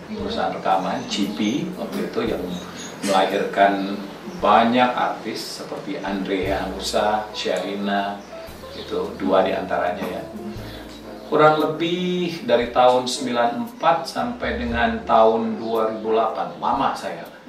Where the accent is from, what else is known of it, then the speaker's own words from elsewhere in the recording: Palembang, South Sumatra, Indonesia; also born or lived in Indralaya; kami dari kampung Indralaya pindah ke Palembang